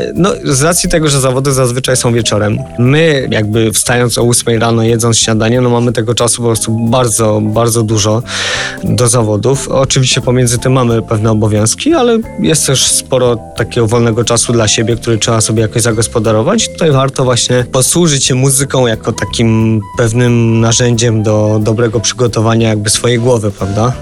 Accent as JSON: {"language": "Polish", "region": "Polish mountains", "country": "Poland", "tie": "born or raised there", "said": "wychowałem się w górach"}